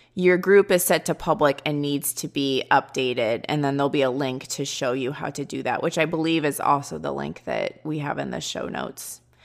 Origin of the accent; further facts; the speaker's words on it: Midwest, United States; accent: Midwestern; I have the Midwestern accent and I'm a little out of place